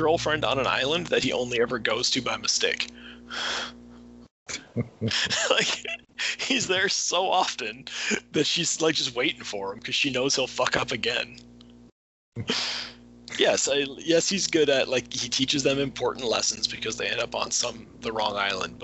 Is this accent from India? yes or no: no; Canada; as a Canadian